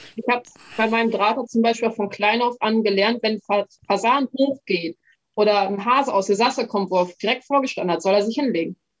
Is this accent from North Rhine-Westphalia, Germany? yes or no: no; Emsland, Lower Saxony, Germany; ich komme aus dem Emsland, das ist ein sehr niederwildlastiges Revier.